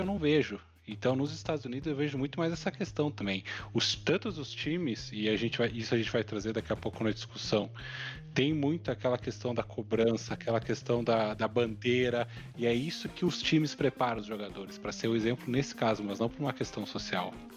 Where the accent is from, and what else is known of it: Brazil